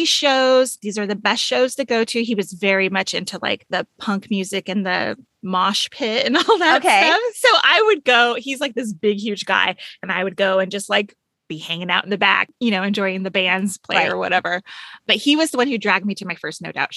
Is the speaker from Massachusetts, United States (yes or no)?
no; Anaheim, California, United States; An Anaheim girl. I grew up in Anaheim